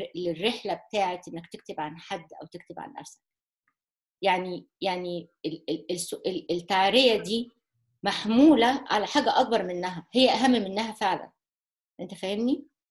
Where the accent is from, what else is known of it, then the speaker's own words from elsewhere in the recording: Egypt; كمصريين او كعرب